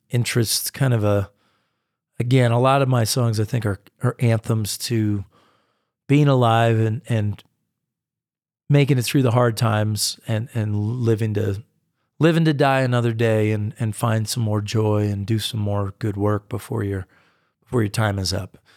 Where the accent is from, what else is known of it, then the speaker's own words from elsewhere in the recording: United States; I'm a distinctly American artist. I mean, I go and I play in Europe, but it's, it's I really come across as American in so many ways and in so much of my music.